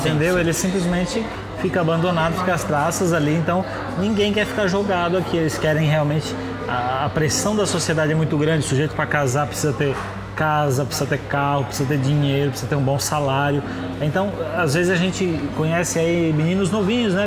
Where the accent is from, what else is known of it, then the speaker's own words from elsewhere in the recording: Brazil; moved away as an adult; now in China; nós que somos brasileiros e a gente tá aqui na China